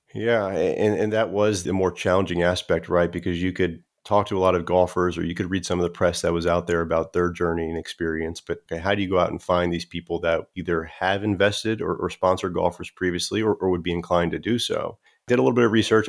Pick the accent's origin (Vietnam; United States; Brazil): United States; South Florida; I grew up in South Florida